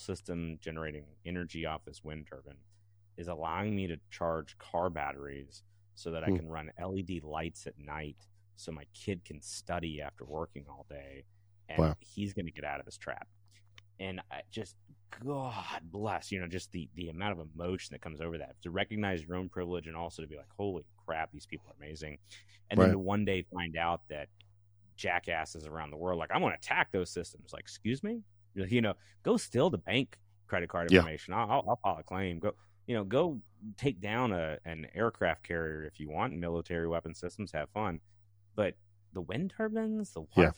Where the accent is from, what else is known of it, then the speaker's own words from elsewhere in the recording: Alabama, United States; I'm from Alabama